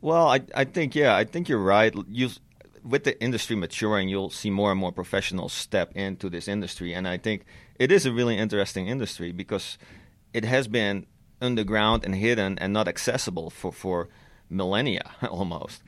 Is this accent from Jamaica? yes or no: no; Netherlands; moved away; back when I was still living in the Netherlands, I'm, I'm Dutch, I'm originally from the Netherlands.